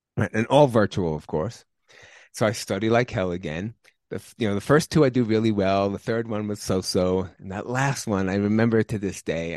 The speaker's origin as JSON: {"language": "English", "region": "New York", "country": "United States", "moved": "yes", "said": "I'm originally from New York"}